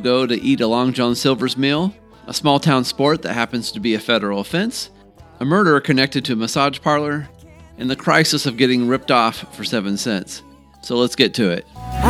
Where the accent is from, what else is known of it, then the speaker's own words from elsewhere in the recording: Boonville, Indiana, United States; And today's designation is my hometown of Boonville, Indiana.